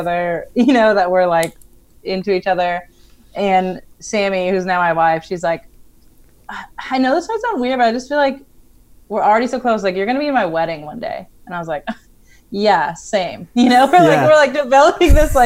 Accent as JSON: {"language": "English", "region": "Colorado", "country": "United States", "tie": "born or raised there", "said": "I actually grew up in Colorado"}